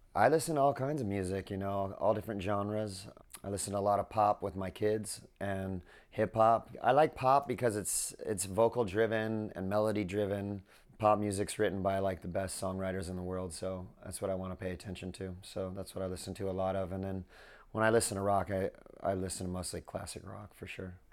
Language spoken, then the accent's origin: English; Southern California, United States; I grew up in Southern California.